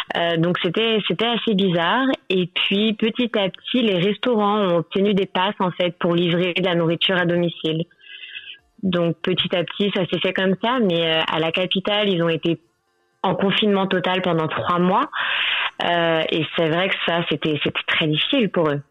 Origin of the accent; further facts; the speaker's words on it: Paris, Île-de-France, France; moved away as an adult; now in Sri Lanka; je suis parisienne à la base